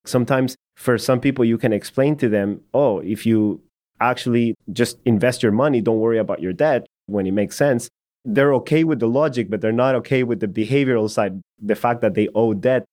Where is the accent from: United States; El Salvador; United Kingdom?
El Salvador; moved away; I'm from El Salvador